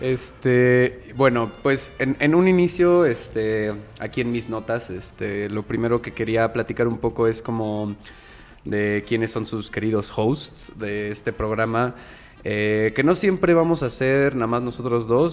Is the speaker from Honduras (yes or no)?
no; Mexico City, Mexico; crecí en el centro, crecí en La Juárez